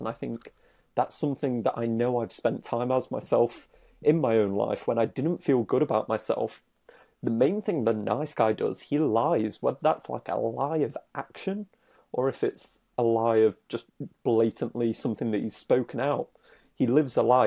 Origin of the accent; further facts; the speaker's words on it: United Kingdom; I'm British